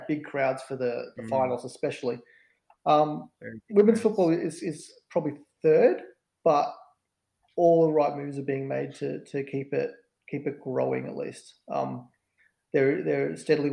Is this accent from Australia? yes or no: yes; Melbourne, Victoria, Australia; I'm from Melbourne